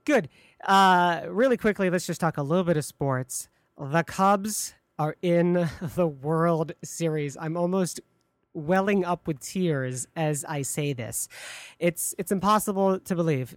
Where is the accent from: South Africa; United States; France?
United States; near Detroit, Michigan; now in Chicago, United States; Detroit near my hometown